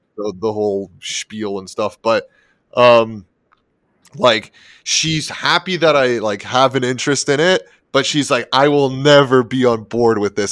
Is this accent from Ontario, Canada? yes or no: yes; Toronto, Ontario, Canada; moved away; I'm originally from Toronto